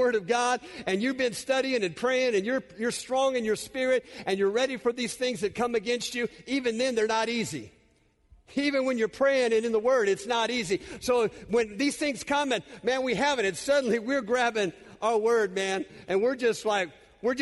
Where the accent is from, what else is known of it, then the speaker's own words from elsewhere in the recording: California, United States; I'm native Californian